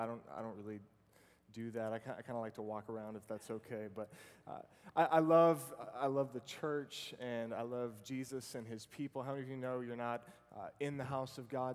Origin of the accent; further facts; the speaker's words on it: Boston, Massachusetts, United States; now in Virginia, United States; I grew up over in the Boston area